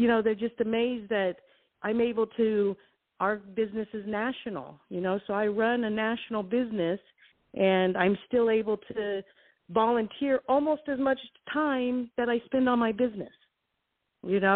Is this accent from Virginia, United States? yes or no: no; California, United States; moved away as an adult; also born or lived in Guam / Las Vegas; I was from California, so I've always been a city person.